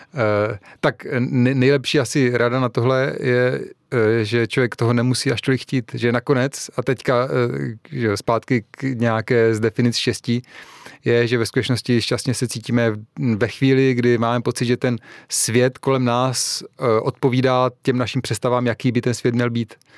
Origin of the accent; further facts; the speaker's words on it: Czechia